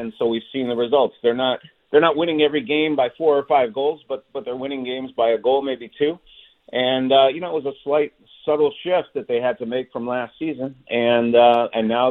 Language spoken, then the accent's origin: English; Montreal, Quebec, Canada; now in Seattle, United States; I grew up in Montreal